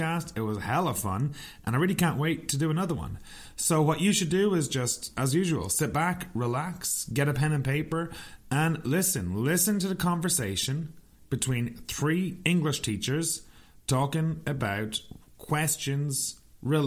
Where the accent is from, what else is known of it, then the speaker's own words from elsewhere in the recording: Sligo, Connacht, Ireland; moved away as an adult; now in Kelowna, Canada; I am from a little town called Sligo on the west coast of Ireland. Now I'm living in Kelowna in British Columbia, Canada.